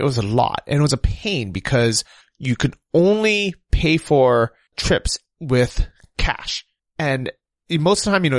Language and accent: English; United States; moved away as an adult; now in Ukraine; growing up in the US